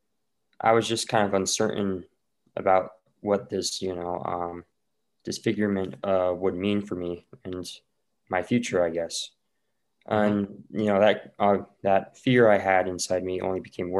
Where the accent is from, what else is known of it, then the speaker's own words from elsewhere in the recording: Utah, United States; I'm from Utah. I'm 18. I'm a senior at Skyline High School right now